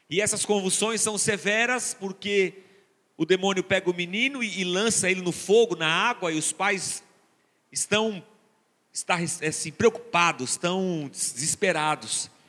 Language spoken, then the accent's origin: Portuguese; Barbacena, Minas Gerais, Brazil; quando eu era criança pequena lá em Barbacena, eu me lembro que a gente teve uma conferência